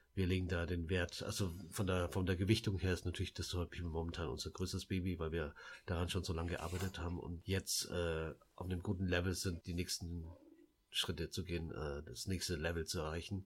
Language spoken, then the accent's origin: German; Laos; moved away; wir sind ja in Laos geboren